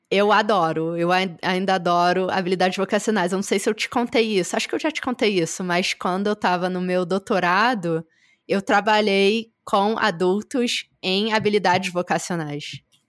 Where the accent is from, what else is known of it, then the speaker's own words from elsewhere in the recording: Rio de Janeiro, Brazil; moved away; eu sou do Rio